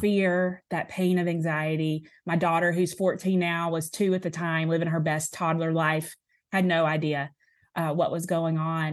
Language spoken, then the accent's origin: English; Alabama, United States; also born or lived in Tupelo, Mississippi; I say I'm from Alabama 'cause I, I have been no other, other place besides here